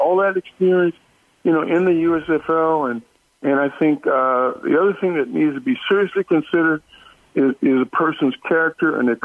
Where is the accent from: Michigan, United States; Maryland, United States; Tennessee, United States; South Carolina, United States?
Maryland, United States; Baltimore; moved away as an adult; when I grew up in Baltimore, the neighborhoods were like individual little barrels in a little town.